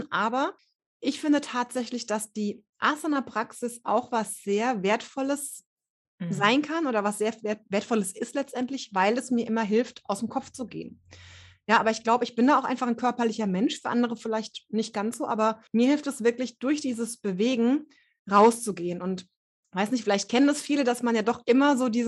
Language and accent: German; Hesse, Germany; Ähm, ich komme hier aus dem Rhein-Main-Gebiet und bin jetzt gerade Ende 30.